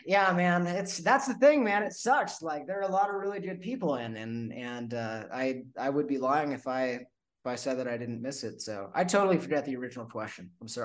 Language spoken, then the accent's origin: English; Los Angeles, California, United States; Yeah, so I'm from Los Angeles and I got stationed in Camp Pendleton.